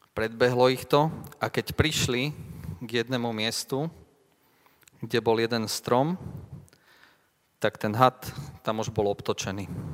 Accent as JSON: {"language": "Slovak", "town": "Leopoldov", "region": "Trnava Region", "country": "Slovakia", "said": "u nás v Leopoldove"}